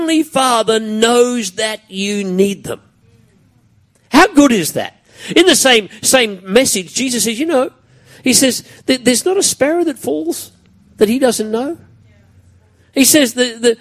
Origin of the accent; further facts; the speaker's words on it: Brisbane, Queensland, Australia; Growing up around Kapira and Mitchell in those days was a pretty tough gig